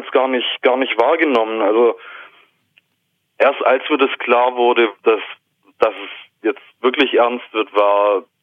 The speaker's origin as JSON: {"language": "German", "region": "Baden-Württemberg", "country": "Germany", "said": "Preis-Leistungs-Verhältnis einfach. Bin halt Schwabe."}